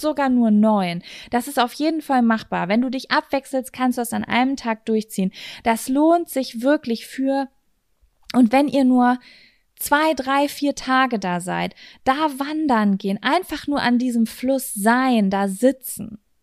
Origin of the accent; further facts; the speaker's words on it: Germany; wir kommen aus Deutschland.